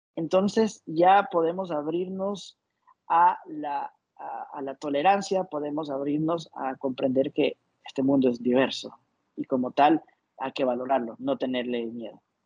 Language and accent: Spanish; Ecuador; now in Panama; soy de Ecuador, actualmente vivo en Panamá